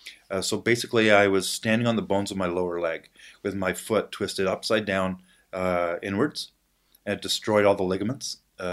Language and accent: English; Ottawa, Ontario, Canada; Now I was out in BC at the time. I was from Ottawa.